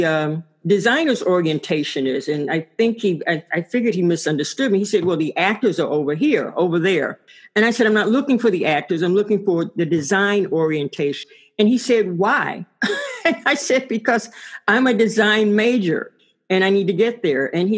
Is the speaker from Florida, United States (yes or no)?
no; Mobile, Alabama, United States; moved away as an adult; also born or lived in Washington, D.C. / Illinois / California; now in Durham, United States; I grew up in Mobile, Alabama